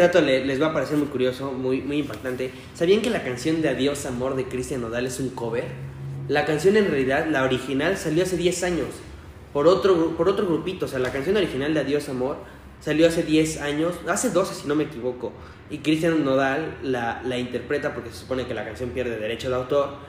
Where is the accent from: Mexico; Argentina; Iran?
Mexico; somos mexicanos